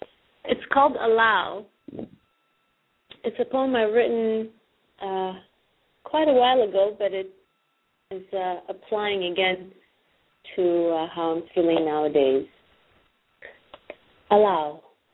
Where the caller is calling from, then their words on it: Los Angeles, California, United States; Los Angeles.